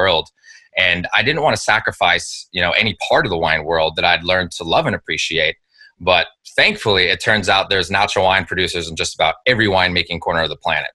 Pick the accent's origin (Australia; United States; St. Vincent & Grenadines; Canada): United States; Napa Valley, California; I grew up in the Napa Valley